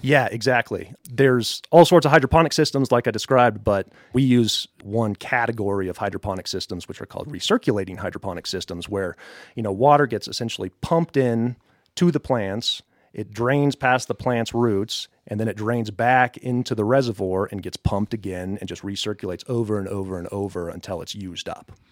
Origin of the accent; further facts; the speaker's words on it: Colorado Springs, Colorado, United States; moved away as an adult; also born or lived in Boulder / Fort Collins / Tampa Bay area, Florida; now in Westcliffe, United States; I'm a Colorado native. I grew up in Colorado Springs